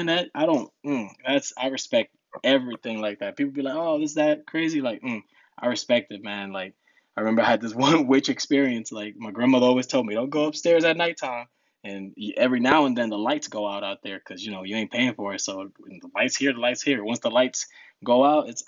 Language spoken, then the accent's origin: English; Rahway, New Jersey, United States; born or raised there; English is a second language; also born or lived in Newark, New Jersey / Dominican Republic